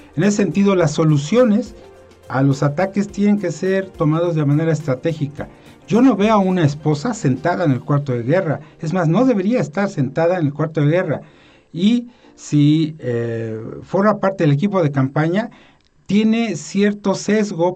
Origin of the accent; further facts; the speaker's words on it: Mexico; como la mexicana, de donde soy eh, originario